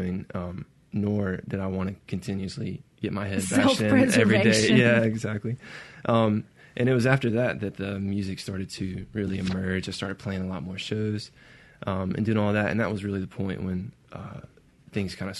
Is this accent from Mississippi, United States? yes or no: yes; Brandon, Mississippi, United States; I grew up in Brandon, Mississippi